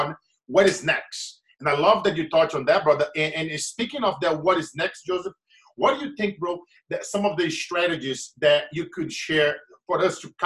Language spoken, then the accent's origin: English; Brazil; English is a second language; moved away; I seen kids die in front of me on the streets of Brazil